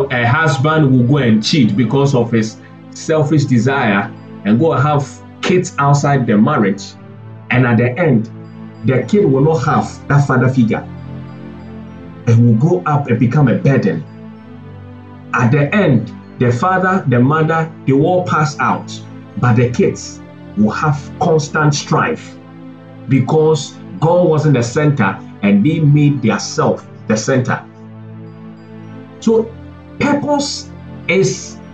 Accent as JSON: {"language": "English", "country": "Ghana"}